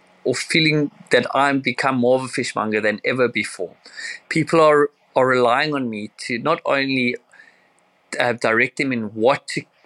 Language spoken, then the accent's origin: English; Cape Town, Western Cape, South Africa; I'm from Cape Town, South Africa